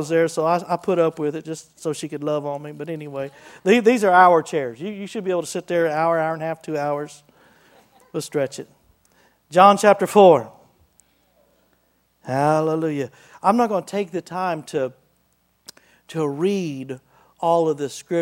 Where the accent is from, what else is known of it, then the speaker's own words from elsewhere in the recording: Wichita Falls, Texas, United States; I was raised Southern Baptist in Wichita Falls, Texas